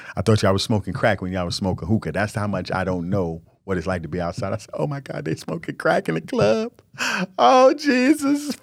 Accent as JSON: {"language": "English", "region": "New York", "country": "United States", "said": "I was from New York"}